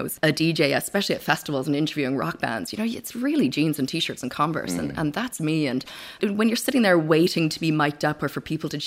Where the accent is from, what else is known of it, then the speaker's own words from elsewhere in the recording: Victoria, British Columbia, Canada; also born or lived in Vancouver; now in Ireland; We moved from Vancouver to Victoria, and we grew up there